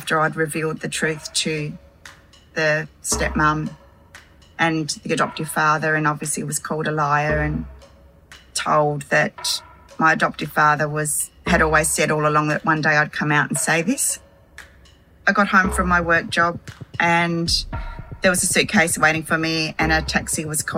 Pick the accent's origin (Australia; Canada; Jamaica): Australia; Hobart, Tasmania; also born or lived in Devonport, Tasmania; I was born in December of 1966 in Devonport, Tasmania, and adopted and raised in Hobart.